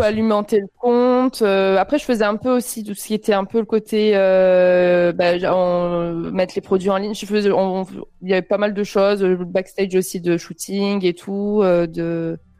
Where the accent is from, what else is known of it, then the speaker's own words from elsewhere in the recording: Avignon, Provence-Alpes-Côte d'Azur, France; moved away as an adult; also born or lived in Montpellier; now in Paris, France; je viens d'Avignon et j'ai fait 8 ans de, ans à Montpellier